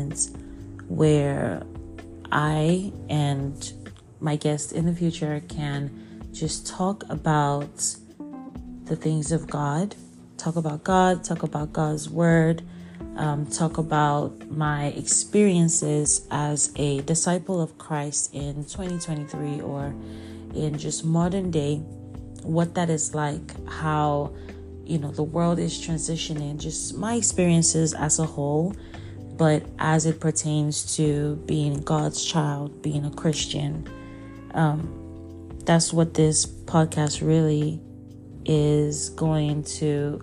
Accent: Abia, Nigeria; moved away as an adult; now in United States; I'm from Abia State, Nigeria. I grew up in Nigeria, stayed there my whole life until I moved to the U.S. for college

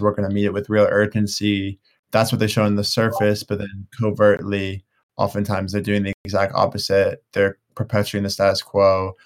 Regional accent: United States; I'm obviously from the United States

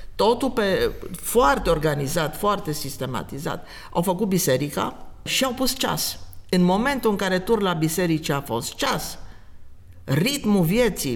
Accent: Oradea, Bihor County, Romania; now in Timișoara, Romania; eu sunt din Oradea, da, am secole, era să zic, de ședere în Timișoara

